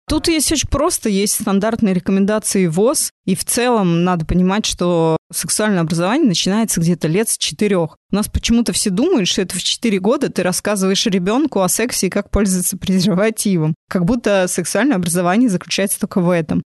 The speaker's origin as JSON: {"language": "Russian", "region": "Moscow", "country": "Russia", "tie": "born or raised there", "said": "я выросла в Москве, я родилась в Москве, я училась в МГУ"}